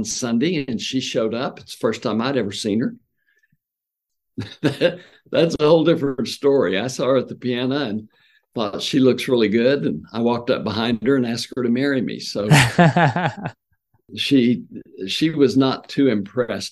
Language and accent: English; Lawton, Oklahoma, United States; I grew up in Lawton, Oklahoma